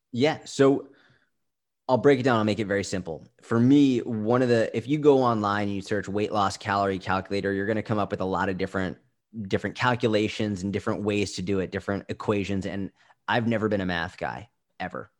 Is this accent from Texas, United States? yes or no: no; Boston, Massachusetts, United States; I grew up in Boston